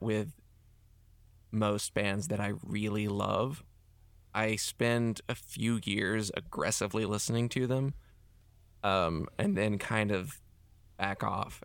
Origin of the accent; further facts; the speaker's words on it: Hickory, North Carolina, United States; also born or lived in Charlotte, North Carolina / Davidson, North Carolina; Hickory is where I spent my formative years in my high school death metal band